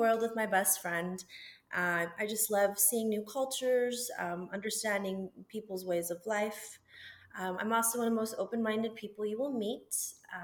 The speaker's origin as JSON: {"language": "English", "town": "Las Cruces", "region": "New Mexico", "country": "United States", "moved": "yes", "said": "So I'm originally from Las Cruces, New Mexico"}